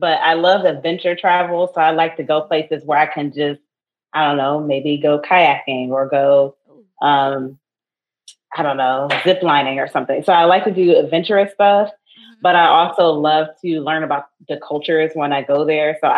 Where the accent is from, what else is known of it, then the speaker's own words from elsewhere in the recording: Cleveland, Ohio, United States; I'm originally from Cleveland